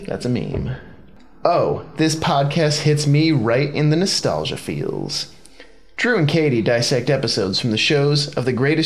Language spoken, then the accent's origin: English; Chippewa Valley School District, Michigan, United States; I went to Dakota. I was in the Chippewa Valley School District.